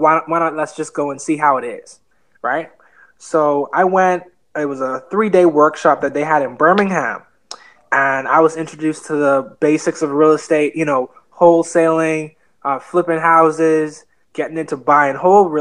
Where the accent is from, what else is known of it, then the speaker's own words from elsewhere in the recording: Nassau, New Providence, Bahamas; moved away; also born or lived in Fort Lauderdale, Florida; I was raised in an island called Nassau, Bahamas, but I was born in Fort Lauderdale, Florida.